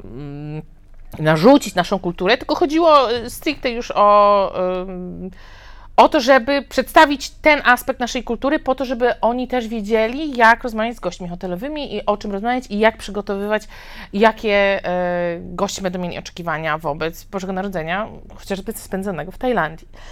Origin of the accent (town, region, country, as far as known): Poland; moved away as an adult; also born or lived in China / Thailand / Mexico